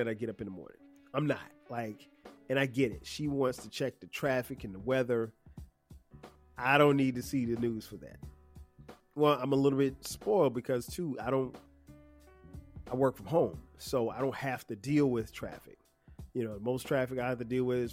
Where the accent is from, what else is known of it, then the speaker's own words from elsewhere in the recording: Florence, South Carolina, United States; now in Atlanta, United States; my hometown of Florence, South Carolina